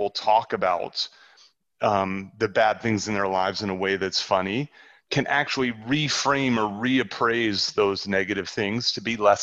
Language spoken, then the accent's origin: English; New Jersey, United States; moved away; I grew up in New Jersey